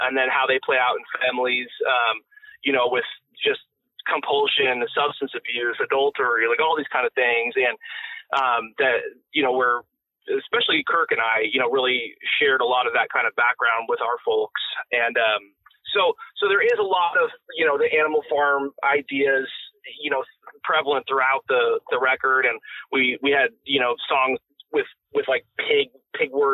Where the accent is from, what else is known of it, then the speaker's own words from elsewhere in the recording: Washington, United States; also born or lived in Rhode Island; we zoomed across the country and landed in Washington. And that's where me and Billy grew up